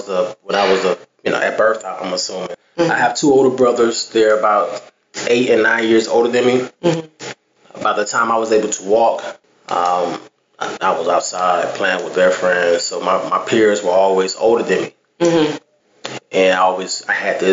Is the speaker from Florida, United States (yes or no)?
yes; Miami, Florida, United States; growing up in Miami, just like any other inner city childhood story